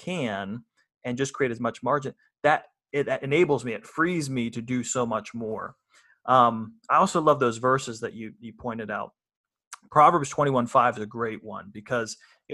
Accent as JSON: {"language": "English", "country": "United States", "said": "we in America, as American Christians"}